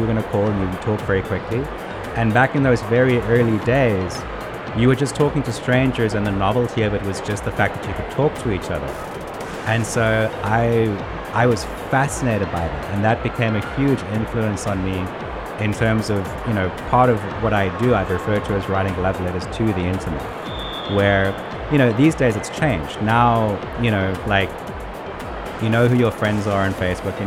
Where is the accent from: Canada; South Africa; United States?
South Africa; growing up in South Africa